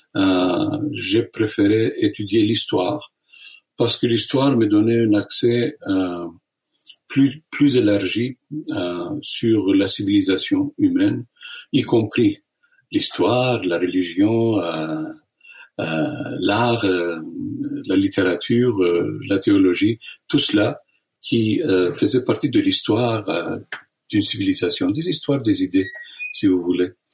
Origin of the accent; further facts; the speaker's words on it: Istanbul, Turkey; moved away; je suis né à Constantinople, ce qui est connu comme Istanbul